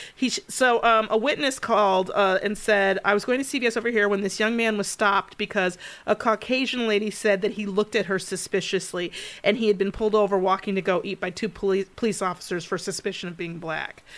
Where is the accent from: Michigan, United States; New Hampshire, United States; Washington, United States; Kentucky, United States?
Michigan, United States; I grew up in Michigan. and Royal Oak, we lived at Eight Mile and Woodward